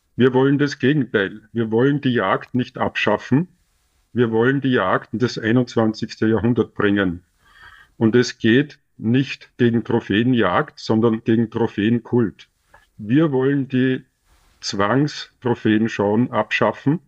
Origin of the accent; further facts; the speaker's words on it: Austria; als Österreicher in Österreich